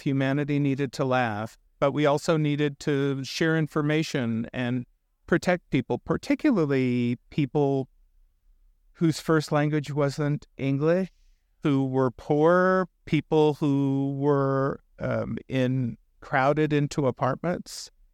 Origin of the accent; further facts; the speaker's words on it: South Texas, United States; I was raised in South Texas